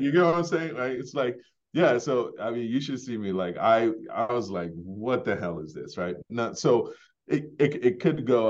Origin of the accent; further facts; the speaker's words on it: Ghana; also born or lived in Bronx, New York, United States; now in Maine, United States; I was born in Ghana, grew up in Ghana, um, before immigrating to the U S